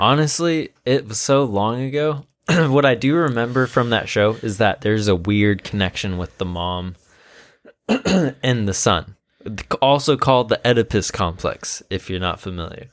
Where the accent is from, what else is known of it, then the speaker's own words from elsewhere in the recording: Washington, United States; we're from Washington